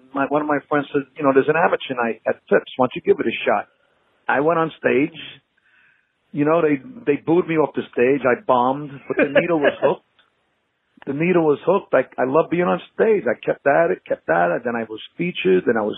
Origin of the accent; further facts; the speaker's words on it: New York City, New York, United States; moved away as an adult; also born or lived in Staten Island, New York; now in Manalapan, United States; Born and raised in Brooklyn, New York